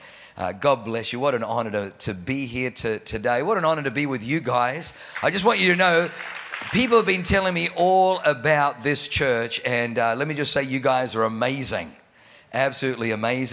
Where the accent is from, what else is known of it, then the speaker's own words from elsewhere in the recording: Australia; accent: Australian; moved away as an adult; also born or lived in Germany; now in San Diego, United States; I was born in Germany, but I grew up in Australia.